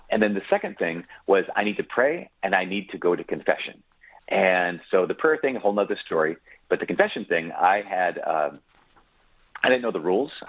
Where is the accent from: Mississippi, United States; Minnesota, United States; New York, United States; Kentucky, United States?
Minnesota, United States; Brainerd; Yeah, it was it was great. It was it was a gift. It was huge. Uh, so if you know anything about Minnesota, which not everyone does, uh, but the Brainerd Lakes area is, is the lakes area.